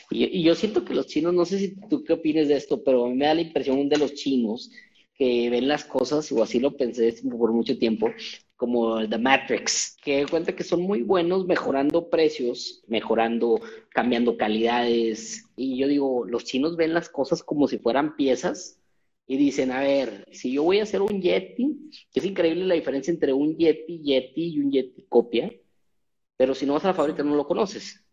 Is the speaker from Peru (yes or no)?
no; Mexico; como mexicanos